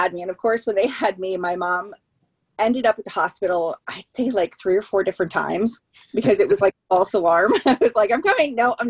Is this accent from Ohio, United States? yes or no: yes; Chardon, Ohio, United States; moved away; also born or lived in Pennsylvania / Andover, Ohio; I'm from Chardon, Ohio. That's where I primarily grew up.